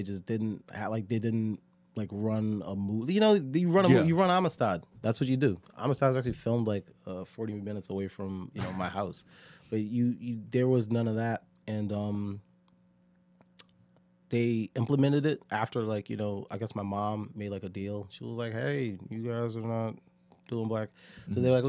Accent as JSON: {"language": "English", "region": "Connecticut", "country": "United States", "said": "Yeah, I'm from Connecticut."}